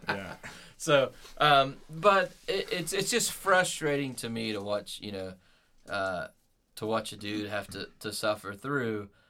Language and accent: English; United States; growing up in America